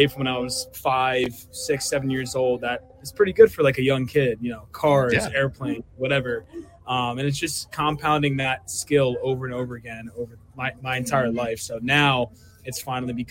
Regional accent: Willow Grove, Pennsylvania, United States; now in Philadelphia, United States; I'm from Willow Grove, actually. That's where I grew up

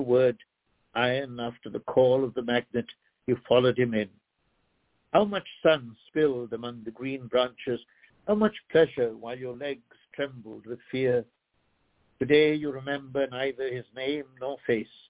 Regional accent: Sri Lanka; moved away; I myself am a translated man, a, a poet who was born in another country called Ceylon that no longer exists. Now it's known as Sri Lanka

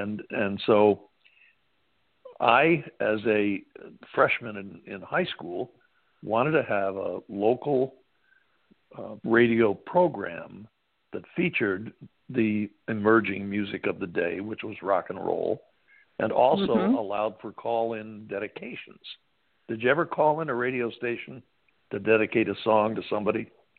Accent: Syracuse, New York, United States; because I grew up in the Syracuse area

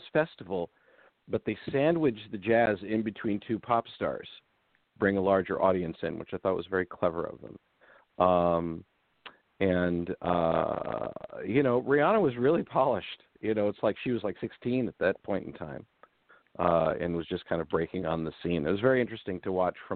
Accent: United States; being from America and being English speaking

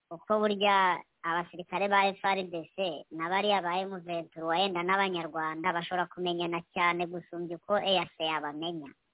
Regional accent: DR Congo

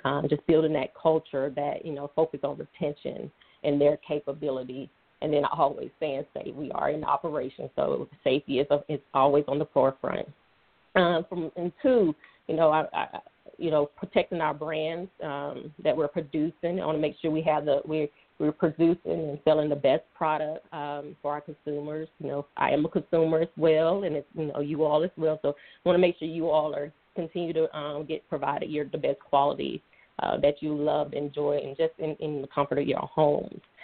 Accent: Atlanta, Georgia, United States; also born or lived in Alabama; originally from Atlanta, Georgia. So I was raised in Atlanta, Georgia

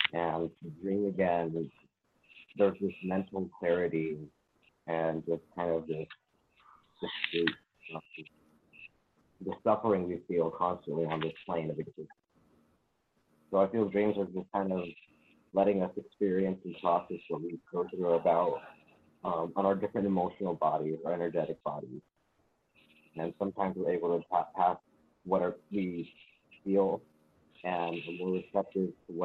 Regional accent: Phoenix, Arizona, United States; born and raised in Phoenix

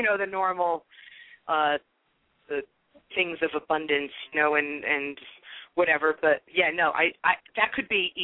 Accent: Fairfield County, Connecticut, United States; also born or lived in Sandy Hook, Connecticut; I grew up in this area. I grew up in Fairfield County. I've been here all my life.

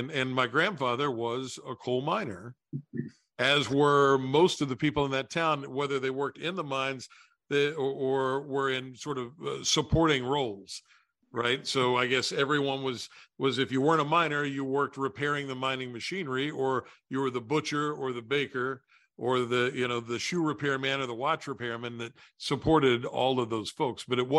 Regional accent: Logan, West Virginia, United States; my hometown of Logan, West Virginia

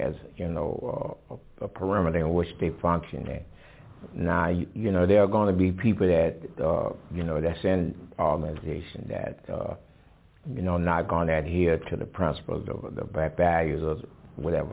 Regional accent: Louisiana, United States; I was a young African-American kid growing up in the South of the United States

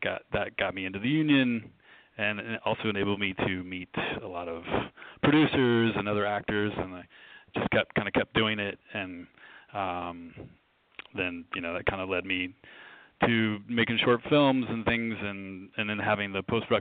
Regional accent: Winston-Salem, North Carolina, United States; I grew up in Winston-Salem, North Carolina

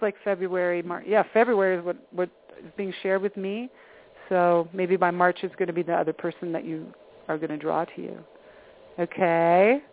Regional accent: East Coast, United States; moved away; I'm originally from the East Coast

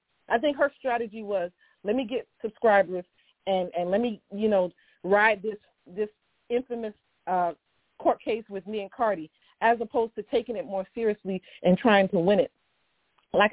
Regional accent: Miami, Florida, United States; I'm actually from Miami

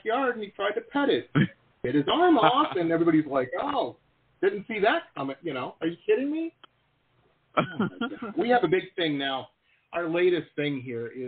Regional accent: Detroit, Michigan, United States; I grew up in Detroit, right across the river from Canada there, from Windsor

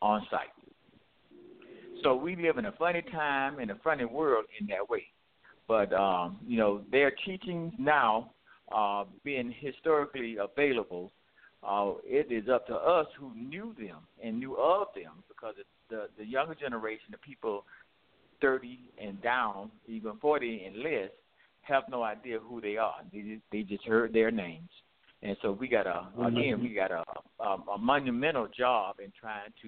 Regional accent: Southeast, United States; Growing up in the Southeast

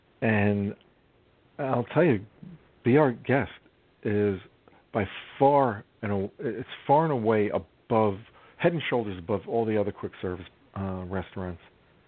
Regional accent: New York City, New York, United States; growing up in New York City

